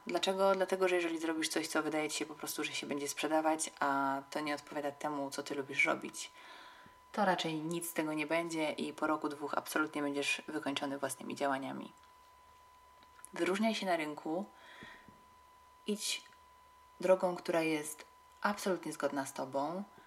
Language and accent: Polish; Katowice, Silesian Voivodeship, Poland; w Katowicach, których się wychowałam